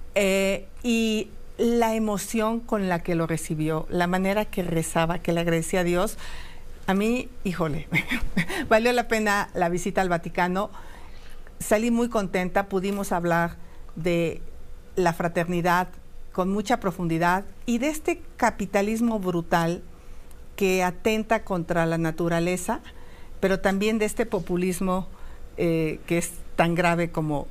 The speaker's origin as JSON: {"language": "Spanish", "country": "Mexico"}